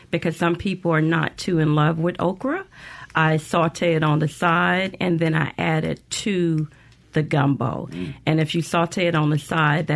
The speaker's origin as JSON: {"language": "English", "town": "New Orleans", "region": "Louisiana", "country": "United States", "tie": "born or raised there", "moved": "as an adult", "lives_now": "Jackson, United States", "said": "Born and raised in New Orleans"}